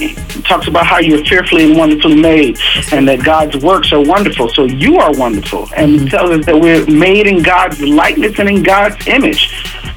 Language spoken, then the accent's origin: English; Hampton Roads, Virginia, United States; my hometown, Hampton Roads